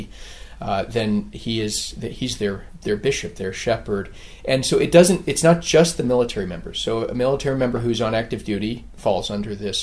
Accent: Carlsbad, California, United States; also born or lived in Oceanside, California; I'm from San Diego, so I grew up in a town called Carlsbad, California.

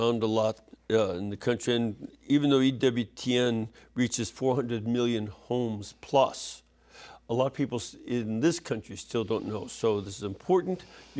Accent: Chicago, Illinois, United States; I'm from Chicago. I deal with bribes.

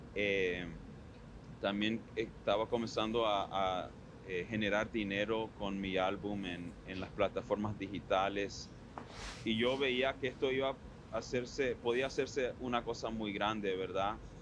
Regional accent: Miami, Florida, United States; born or raised there; also born or lived in Ann Arbor, Michigan / Weston, Florida

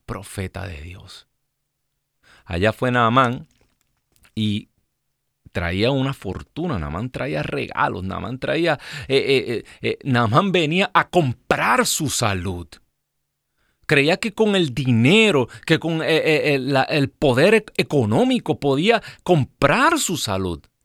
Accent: Ciales, Puerto Rico; now in United States; mi pueblo en Puerto Rico

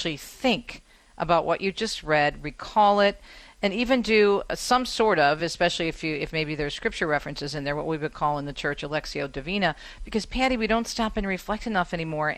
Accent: East Coast, United States; I'm from the East Coast

